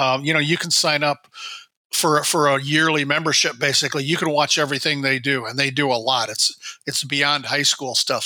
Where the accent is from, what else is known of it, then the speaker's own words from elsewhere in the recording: northern Iowa, United States; also born or lived in Phoenix; now in Minnesota, United States; I grew up in northern Iowa